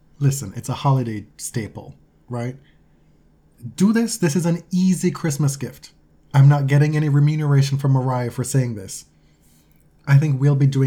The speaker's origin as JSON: {"language": "English", "country": "Jamaica", "said": "I am Jamaican"}